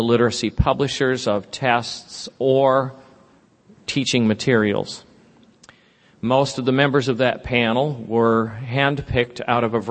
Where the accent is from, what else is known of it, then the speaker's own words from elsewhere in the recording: Sunnyvale, California, United States; moved away; also born or lived in Santa Clara / Cupertino; I grew up in California. I was telling Liz over breakfast that I went to school in Sunnyvale and Santa Clara.